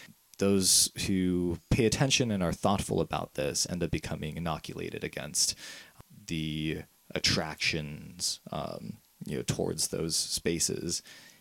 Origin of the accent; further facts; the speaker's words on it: Las Vegas, Nevada, United States; moved away; also born or lived in Madison, Wisconsin; I was moved out to Las Vegas when I was about 1 year old, and that's where I spent like the first 18 years of my life for the most part